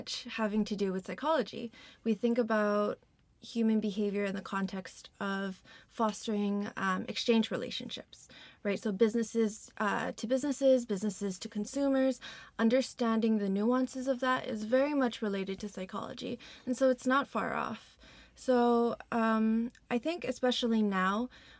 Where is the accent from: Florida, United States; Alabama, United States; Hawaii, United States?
Hawaii, United States; Honolulu; I come from Honolulu, Hawaii